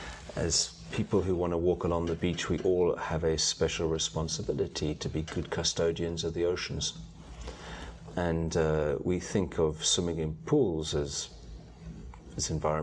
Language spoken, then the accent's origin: English; United Kingdom; Probably tea. {S4} Tea? {S0} I'm British.